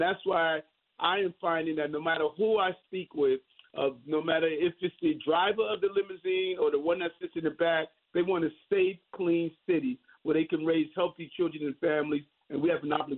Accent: New York City, New York, United States; My dream of growing up in South Jamaica, Queens, you know, experiencing dyslexia, but now the mayor of the city of New York.

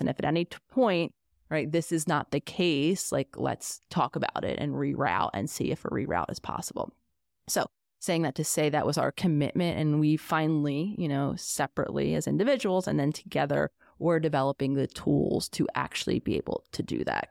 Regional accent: Pennsylvania, United States; we're living in my home state of Pennsylvania.

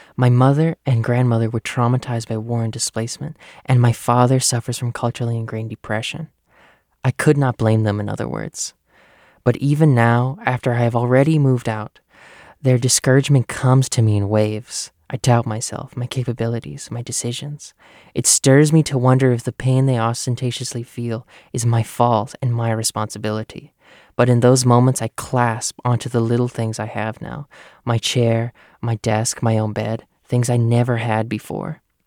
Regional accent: United States; I am the first of my family born in the US

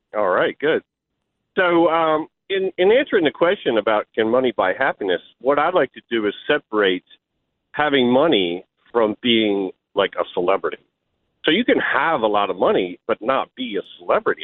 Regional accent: New York City, New York, United States; moved away as an adult; also born or lived in Midwest; I grew up in New York City. I grew up in the projects

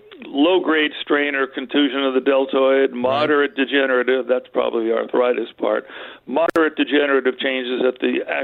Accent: Los Angeles, California, United States; And I grew up in Cheviot Hills in Santa Monica.

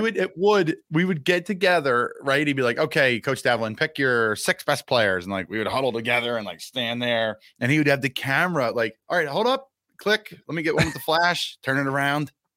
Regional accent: Doylestown area, Pennsylvania, United States; born or raised there

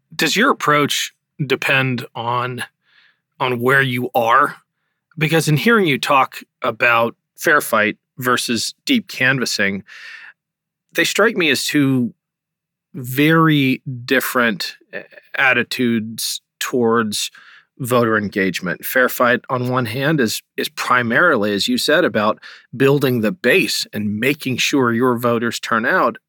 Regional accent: Ohio, United States; my home state of Ohio

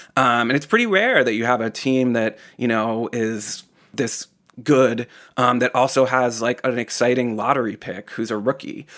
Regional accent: Boston, Massachusetts, United States; as a Bostonian

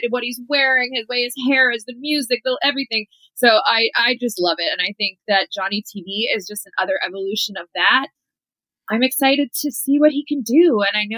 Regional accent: Canada; moved away as an adult; also born or lived in Mexico; I'm a girl from Canada, but I learned so much from my time there.

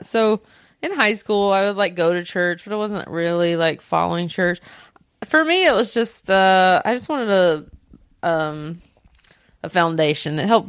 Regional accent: Belmont, North Carolina, United States; moved away as an adult; now in Los Angeles, United States; My hometown's a pretty lovely hometown, a little bright spot in that conservative area of the South. What town? It's called Belmont. It's right outside of Charlotte, North Carolina.

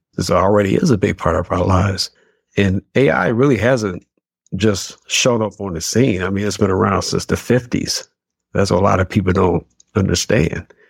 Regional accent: Detroit, Michigan, United States; born and raised in Detroit, on the west side, west side of Detroit

